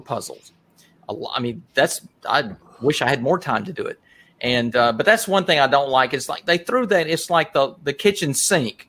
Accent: Rome, Georgia, United States; we're from Rome, of course, and uh, we're in Northwest Georgia

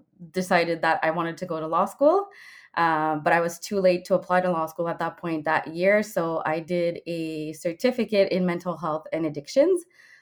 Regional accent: Quebec, Canada; moved away as an adult; also born or lived in Ottawa; I'm from Quebec, so I did Cégep.

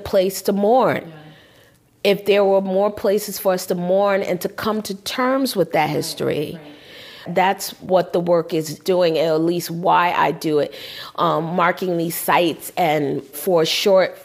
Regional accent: New York, United States; My parents are Southern, but I was born here in New York

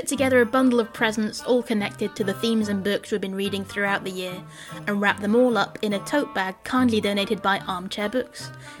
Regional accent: France; I grew up in France with a British family, and so there was not often... new books in English in our house.

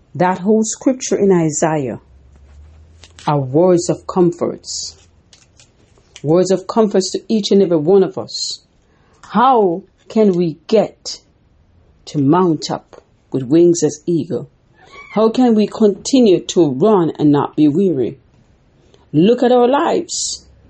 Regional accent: Jamaica; When I grew up in Jamaica, we made corn dumpling.

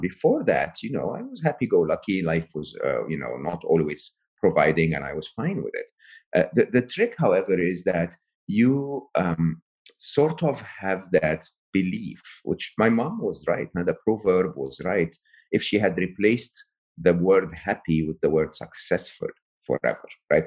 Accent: Egypt; I come from Egypt

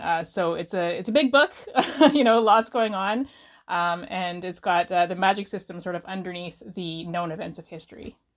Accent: Canada; I am a Canadian writer of novels and novellas

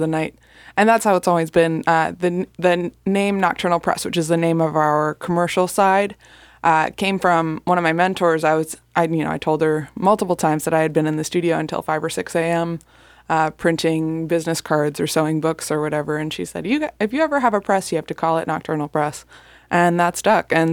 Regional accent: Delray Beach, Florida, United States; moved away as an adult; also born or lived in Baltimore, Maryland; now in Fort Lauderdale, United States; I was born in Delray Beach. I live in Fort Lauderdale now

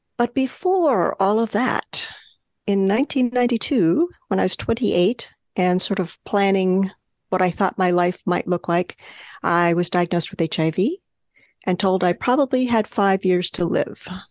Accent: California, United States; also born or lived in New Mexico; now in New York, United States; I was born in New Mexico, the state of New Mexico, and grew up in California

